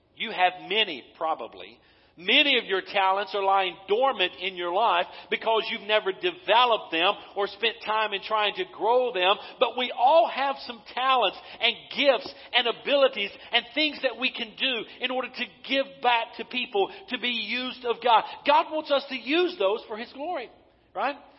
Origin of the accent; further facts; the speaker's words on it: Western North Carolina, United States; moved away as an adult; also born or lived in Eastern Tennessee; I'm from Western North Carolina